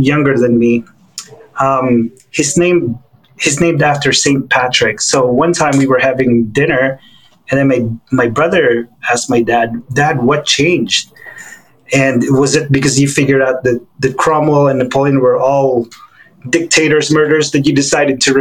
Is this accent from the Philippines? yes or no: yes; Philippines; moved away as an adult; also born or lived in Hawaii / New York; So I was born and raised in the Philippines to Chinese Filipino families.